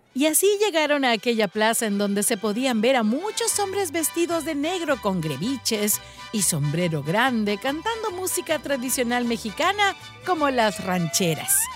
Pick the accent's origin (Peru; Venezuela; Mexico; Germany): Peru; moved away; desde Perú. Aquí ando en mi tierra linda